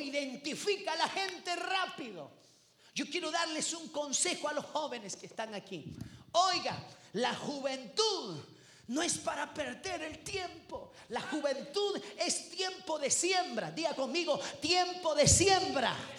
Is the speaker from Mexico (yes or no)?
no; El Salvador; yo vengo del Salvador